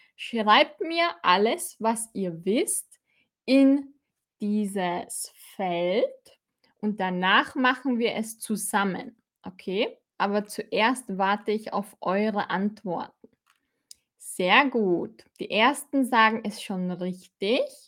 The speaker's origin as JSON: {"language": "German", "country": "Austria", "accent": "Austrian", "said": "ich bin aus Österreich"}